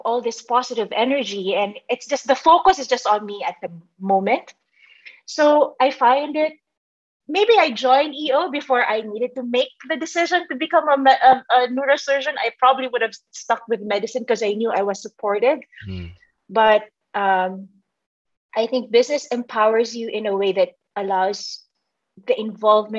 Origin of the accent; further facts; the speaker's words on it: Philippines; also born or lived in Manila; I grew up, you know, in the Philippines.